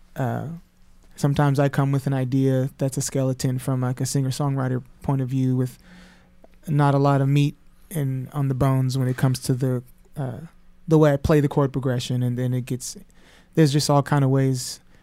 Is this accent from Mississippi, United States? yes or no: no; Sacramento, California, United States; moved away; I'm from Sacramento, California